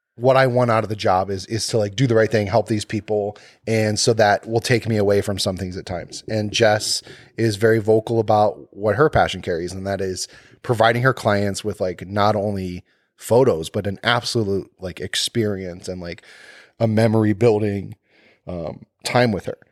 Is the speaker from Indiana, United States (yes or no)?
no; Cleveland, Ohio, United States; I'm from Cleveland